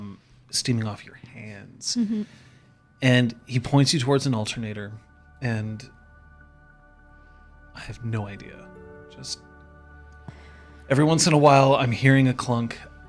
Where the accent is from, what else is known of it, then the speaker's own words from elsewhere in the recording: Vancouver, British Columbia, Canada; I'm from Vancouver.